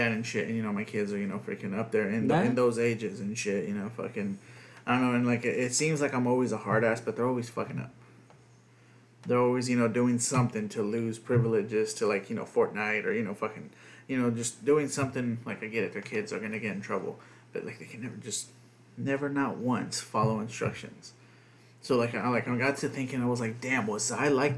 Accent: United States; first language Spanish; English is a second language; half white boy, you know, born in America

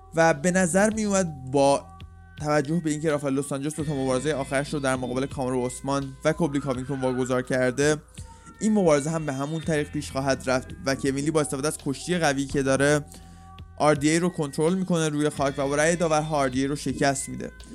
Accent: Iran; واسه ما که ایرانیم

